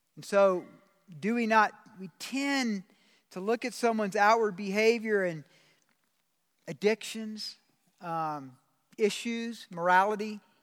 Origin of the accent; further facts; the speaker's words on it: Georgia, United States; moved away; I'm from the South. I'm from Georgia